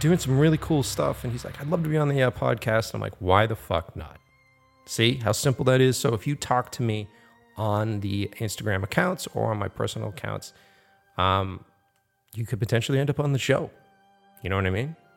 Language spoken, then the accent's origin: English; Boston, Massachusetts, United States; my hometown, Boston